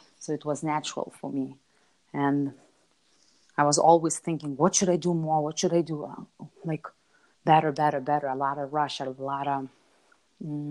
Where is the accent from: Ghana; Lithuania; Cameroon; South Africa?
Lithuania; moved away as an adult; also born or lived in Chicago, United States / London, United Kingdom; I grew up in Europe. I grew up in Lithuania